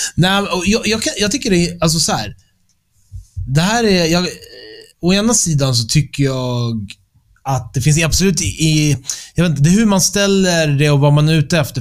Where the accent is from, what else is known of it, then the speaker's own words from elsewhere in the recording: Stockholm, Stockholm County, Sweden; moved away as an adult; also born or lived in London; jag är född och uppväxt i Stockholm